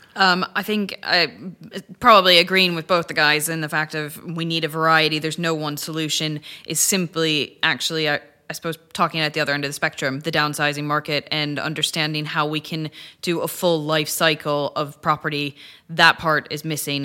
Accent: Chicago, Illinois, United States; moved away as an adult; now in United Kingdom; I'm originally from Chicago

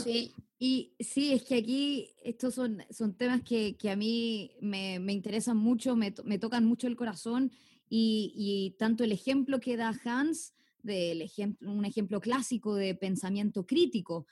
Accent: Chile

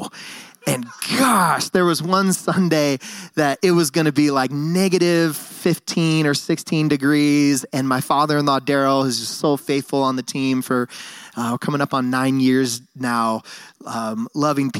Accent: San Francisco Bay Area, California, United States; also born or lived in Bend, Oregon; now in Nampa, United States; I grew up in the San Francisco Bay Area. I was a city boy, and then my family moved to Bend, Oregon

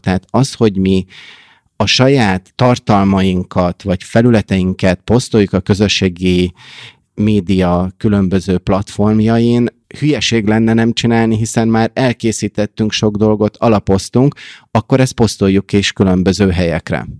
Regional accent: Hungary; moved away as an adult; also born or lived in United States; now in Budapest, Hungary; én kis magyarként ott Amerikában

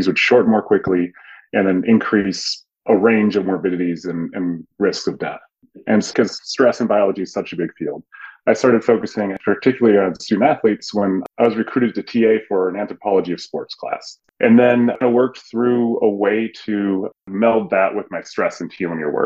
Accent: Twin Cities, Minnesota, United States; moved away; I grew up in the Twin Cities

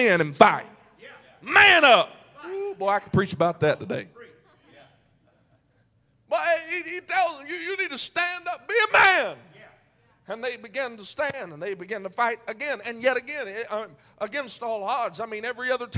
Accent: McNairy County, Tennessee, United States; I'm from McNary County, Tennessee

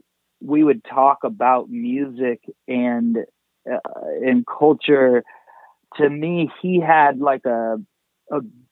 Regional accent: Anaheim, California, United States; also born or lived in Whittier / Long Beach / Fullerton; now in Los Angeles, United States; I grew up mostly in Anaheim

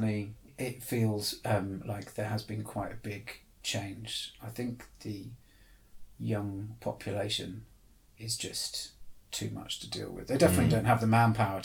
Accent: Torbay, South West England, United Kingdom; moved away; I grew up in Devon.

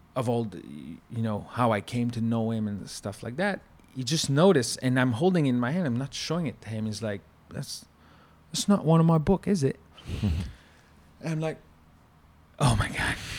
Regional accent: Canada; accent: French-Canadian; from my accent, he realized that I was French-Canadian.

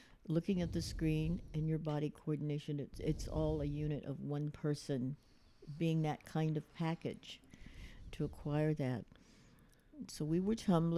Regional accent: Fort Worth, Texas, United States; I'm from Fort Worth, Texas

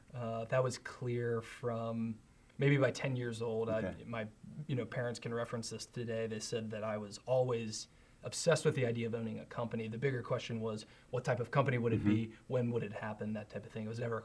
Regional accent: Northern Kentucky, United States; I grew up in the Northern Kentucky area, really close to Cincinnati.

